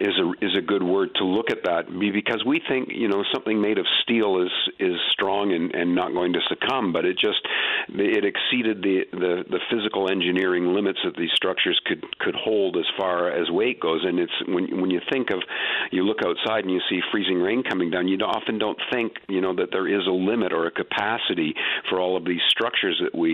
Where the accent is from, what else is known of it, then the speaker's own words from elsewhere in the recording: Atlantic Canada, Canada; I'm over 60, so I grew up in the 60s and 70s in Atlantic Canada